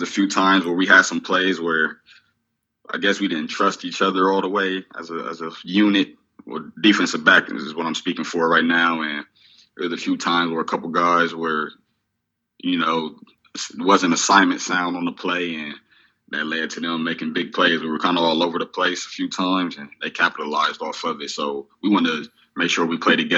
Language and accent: English; Columbus, Ohio, United States; moved away; I came from Columbus, Ohio